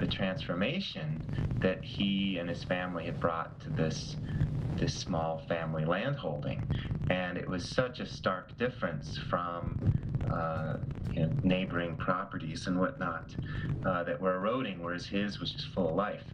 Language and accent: English; Tucson, Arizona, United States; I grew up in the Southwest in Tucson, Arizona, dry land city